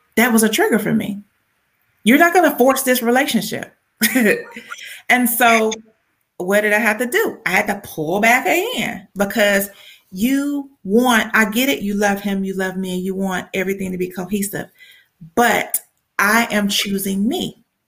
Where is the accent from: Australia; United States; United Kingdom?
United States; Columbus, Georgia; now in Atlanta, United States; I'm from Columbus, but it's about an hour from hour and a half from Atlanta